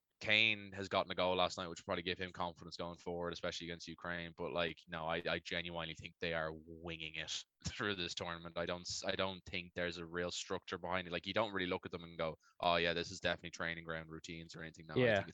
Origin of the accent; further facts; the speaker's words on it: Ireland; We've always got the running team being Irish of like, oh, we don't want to see England go far.